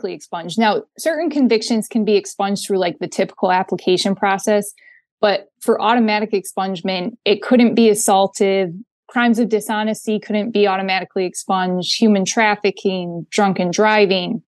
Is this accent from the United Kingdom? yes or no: no; Linden, Michigan, United States; I grew up a little bit outside of Flint in Linden, so Genesee County